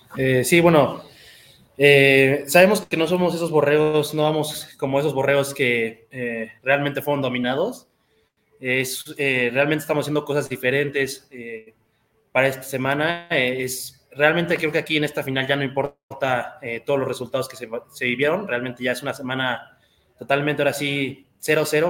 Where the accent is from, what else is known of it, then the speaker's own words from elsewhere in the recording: Querétaro, Mexico; yo toda mi vida aquí en Querétaro